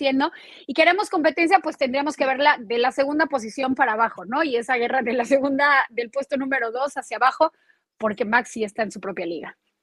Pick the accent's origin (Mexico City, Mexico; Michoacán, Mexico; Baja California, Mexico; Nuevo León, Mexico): Mexico City, Mexico; now in Florida, United States; nosotros como chilangos, es decir, como mexicanos de la Ciudad de México